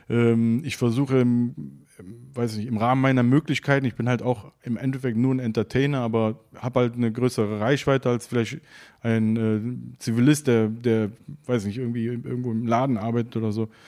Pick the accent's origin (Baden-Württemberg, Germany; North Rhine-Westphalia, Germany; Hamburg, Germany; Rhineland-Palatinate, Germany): North Rhine-Westphalia, Germany; Cologne; Gänsehaut als Mensch mit Migrationsgeschichte, der hier aufgewachsen ist, sich dann auch in dem Moment komplett als Kölner äh, zu fühlen und auch äh, ja, ein Teil davon zu sein.